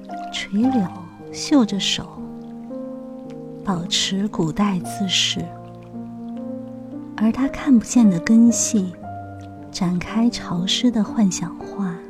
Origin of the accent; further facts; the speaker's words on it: Hangzhou, Zhejiang, China; moved away; 我出生在西子湖畔，杭州是我的家乡。小的时候，我总是特别想离开家乡，去寻找我的诗与远方。可是二十多年过去了，现在却越来越怀念我的家乡。